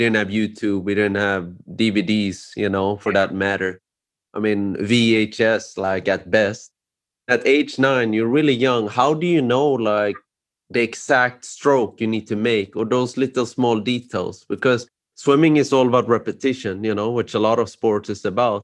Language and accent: English; Sweden; I'm born and raised in Sweden